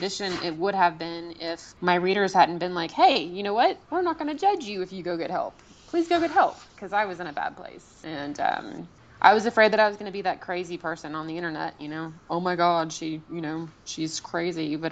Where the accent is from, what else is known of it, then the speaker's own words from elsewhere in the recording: the South, United States; I grew up in the South with a very conservative family